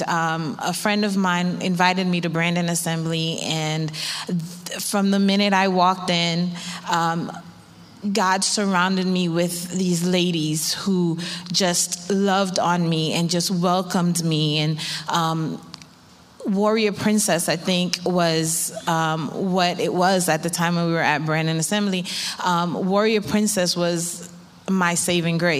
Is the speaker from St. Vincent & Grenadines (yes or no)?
yes; St. Vincent & Grenadines; also born or lived in New York; now in Florida, United States; I'm from the Caribbean. I'm from St. Vincent.